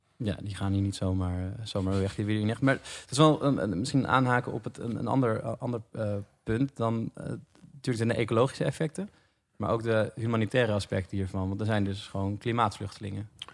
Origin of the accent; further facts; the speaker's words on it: Almere, Flevoland, Netherlands; ik kom uit Almere, ik ben daar opgegroeid